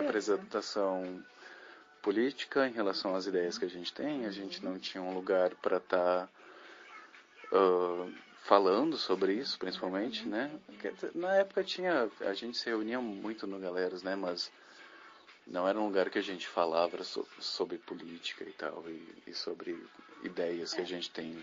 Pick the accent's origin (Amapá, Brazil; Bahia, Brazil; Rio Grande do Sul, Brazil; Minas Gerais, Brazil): Rio Grande do Sul, Brazil; Lajeado; moved away; eu saí de Lajada há 12 anos atrás, voltei há dois anos atrás para cá